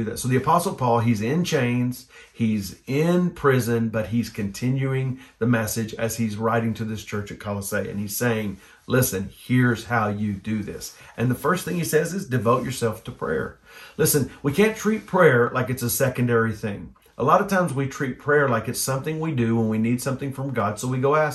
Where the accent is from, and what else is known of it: United States